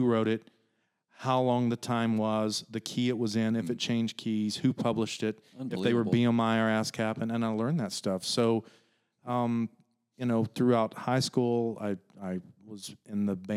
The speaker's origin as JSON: {"language": "English", "region": "East Tennessee", "country": "United States", "tie": "born or raised there", "said": "I grew up in East Tennessee, right in the foothill of the Smokies"}